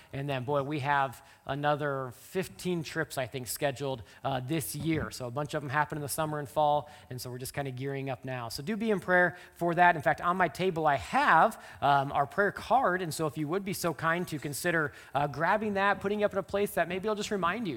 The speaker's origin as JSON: {"language": "English", "area": "just south of Omaha", "region": "Nebraska", "country": "United States", "tie": "born or raised there", "moved": "yes", "said": "I grew up there just south of Omaha"}